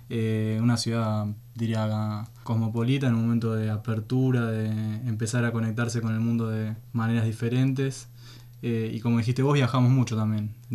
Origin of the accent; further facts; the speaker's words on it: Buenos Aires, Argentina; soy argentino de Buenos Aires y trabajo en el diario Perfil, que es un diario argentino.